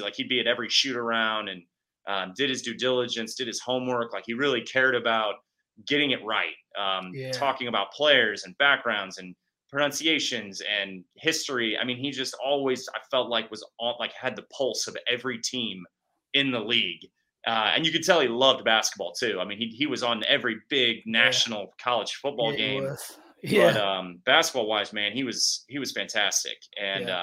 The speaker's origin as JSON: {"language": "English", "town": "Kansas City", "country": "United States", "tie": "born or raised there", "said": "growing up in Kansas City"}